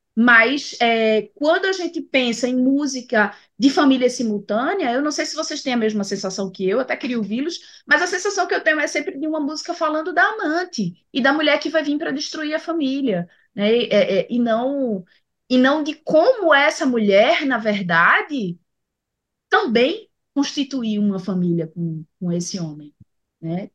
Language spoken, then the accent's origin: Portuguese; Pernambuco, Brazil; como boa pernambucana eu sou bairrista